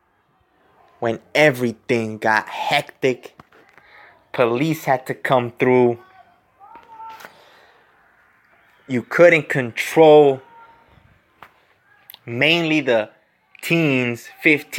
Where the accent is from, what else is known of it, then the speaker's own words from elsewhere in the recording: California, United States; I was born here in California.